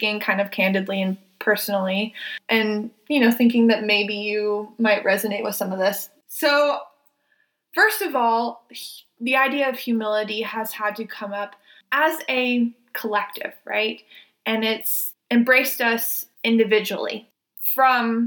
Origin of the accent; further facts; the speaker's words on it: the South, United States; I was raised in the South. I was raised in probably one of the most racist areas in the country.